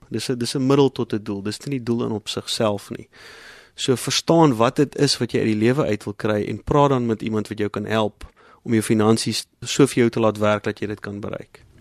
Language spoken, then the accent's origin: Afrikaans; South Africa